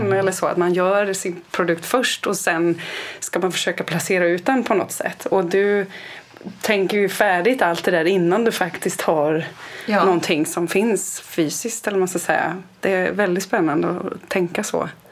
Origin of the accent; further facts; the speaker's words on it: Kalmar County, Sweden; jag är uppväxt på landsbygden på Öland